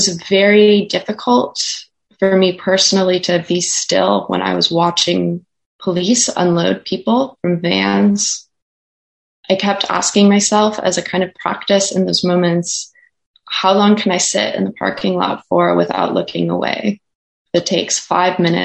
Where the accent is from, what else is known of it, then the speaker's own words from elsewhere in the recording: Minnesota, United States; moved away; my memory of growing up in Minnesota